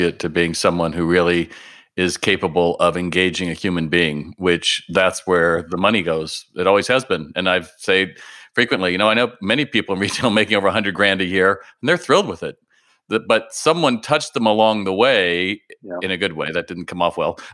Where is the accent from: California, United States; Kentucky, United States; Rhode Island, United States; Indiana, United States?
California, United States; Los Angeles; I'm from Los Angeles